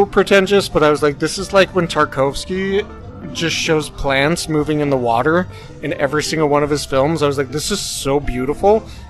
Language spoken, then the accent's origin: English; Idaho, United States; I grew up in Idaho. There was cows and nothing